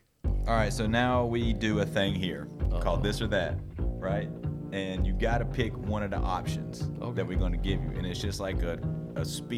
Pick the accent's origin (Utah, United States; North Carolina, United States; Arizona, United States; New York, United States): North Carolina, United States; Burlington; also born or lived in Graham, North Carolina; I grew up in Graham and Burlington, which is small